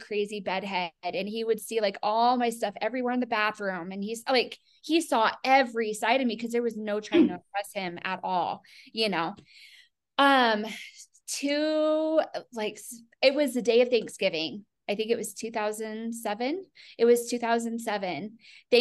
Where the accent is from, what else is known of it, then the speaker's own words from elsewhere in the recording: Colorado, United States; he and I are both born and raised in Colorado